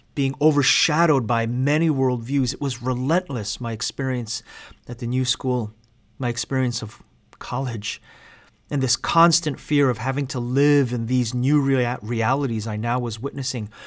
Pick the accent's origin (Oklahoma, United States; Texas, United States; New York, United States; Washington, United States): New York, United States; New York City; I grew up in the Korean American church in Queens, New York